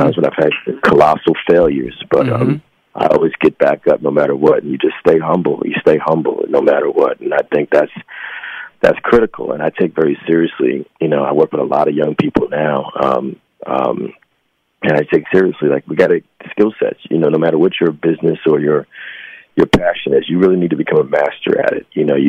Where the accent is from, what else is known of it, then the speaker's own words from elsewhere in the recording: New Jersey, United States; born there; now in New York, United States; Well, Jersey. And I've lived in New York for almost 30 years.